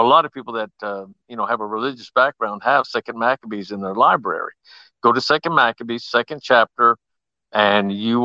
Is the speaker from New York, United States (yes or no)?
no; Lawton, Oklahoma, United States; I grew up in Lawton, Oklahoma